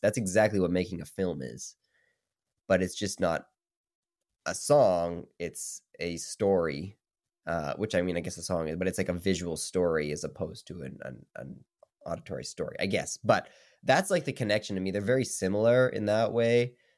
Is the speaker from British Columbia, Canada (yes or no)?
no; Saskatoon, Saskatchewan, Canada; moved away as an adult; now in Toronto, Canada; I'm from Saskatoon, so I'm, like, across the country